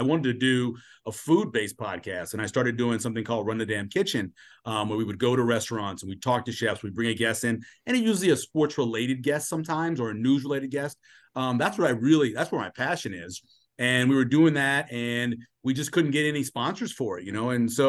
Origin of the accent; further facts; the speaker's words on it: New Orleans, Louisiana, United States; growing up where I grew up in New Orleans and traveling a lot when I was a kid